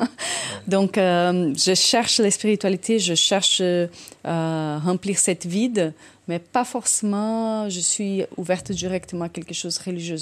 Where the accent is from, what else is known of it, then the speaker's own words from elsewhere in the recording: Brazil; accent: Brazilian; French is a second language; now in France; quand j'étais jeune au Brésil